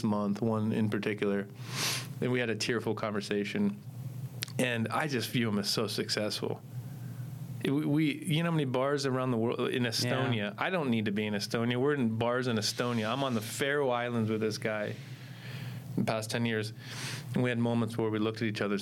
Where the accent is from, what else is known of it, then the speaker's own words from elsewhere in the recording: Ohio, United States; now in Arizona, United States; I'm from Ohio